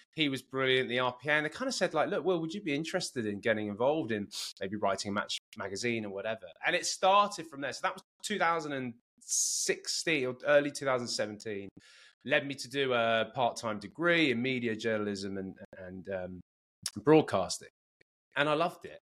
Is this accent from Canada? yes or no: no; Cambridge, East of England, United Kingdom; moved away as an adult; also born or lived in Bedford / San Diego County; now in San Diego, United States; I was born and raised in Cambridge and, and went to Cambridge Rugby Club